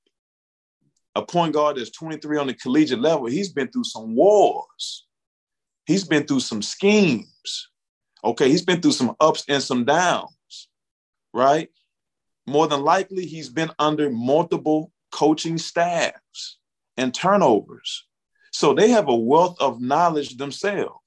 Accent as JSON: {"language": "English", "region": "Bootheel of Missouri", "country": "United States", "tie": "born or raised there", "said": "I'm from the Boot Hill of Missouri. We call it the Boot. We take a lot of pride in being from the Boot."}